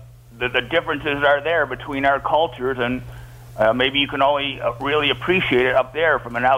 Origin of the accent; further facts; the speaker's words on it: United States; also born or lived in Rochester, New York; And I'm just, as an American